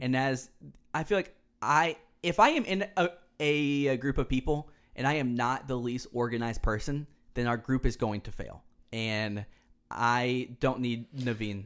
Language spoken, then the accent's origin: English; Houston, Texas, United States; also born or lived in Dallas, Texas; growing up in Houston, it's a, it's along the Gulf Coast